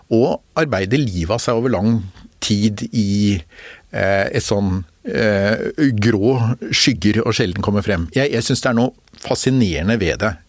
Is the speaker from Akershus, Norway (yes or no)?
yes; Bærum, Akershus, Norway; also born or lived in Oslo; jeg vokste opp litt i Oslo og mest i Bærum